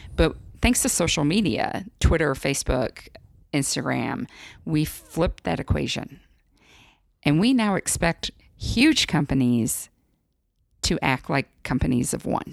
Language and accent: English; Midwest, United States; moved away; I'm from the Midwest originally